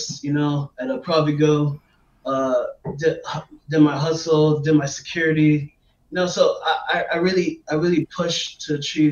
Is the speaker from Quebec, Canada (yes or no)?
yes; Montreal, Quebec, Canada; also born or lived in Washington, D.C., United States / Maryland, United States; Canada's always been my home